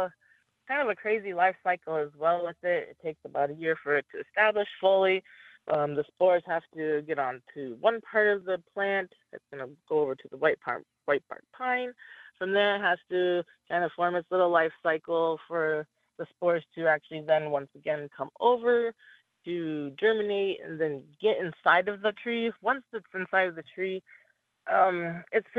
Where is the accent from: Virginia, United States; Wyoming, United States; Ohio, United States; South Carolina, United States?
Wyoming, United States; Wind River Reservation; now in Flathead Reservation, Montana, United States; I grew up in Wyoming on the Wind River Reservation.